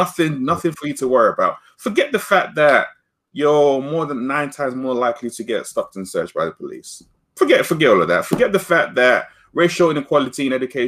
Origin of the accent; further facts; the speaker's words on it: London, United Kingdom; growing up in North London, near where my school was